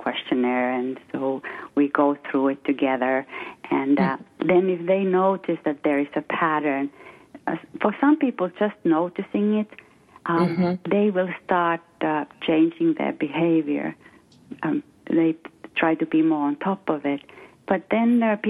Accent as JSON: {"language": "English", "country": "Finland", "first_language": "Finnish", "second_language": "English", "moved": "as an adult", "lives_now": "West Coast, United States", "said": "I'm from Finland. I'm Finnish. And I came to this country 26 years ago"}